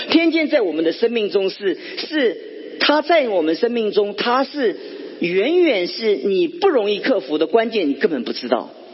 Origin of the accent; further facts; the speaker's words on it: Guangdong, China; 这有点像我们广东人，很喜欢吃山珍野味